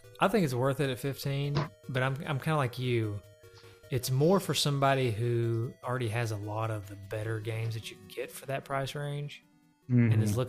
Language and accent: English; Loudon, Tennessee, United States; Loudoun for a minute. Our hometown.